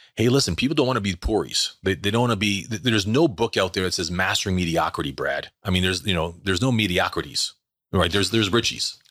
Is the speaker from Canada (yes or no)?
yes; Canada; Born and raised in Canada